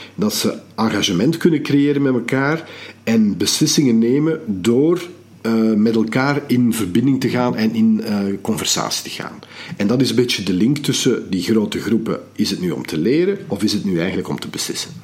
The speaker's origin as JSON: {"language": "Dutch", "country": "Belgium", "said": "we zijn als Belgen"}